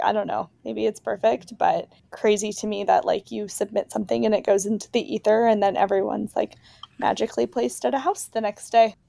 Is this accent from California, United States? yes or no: yes; San Francisco Bay Area, California, United States; moved away as an adult; also born or lived in Alabama; I'm from California, I'm from the San Francisco Bay Area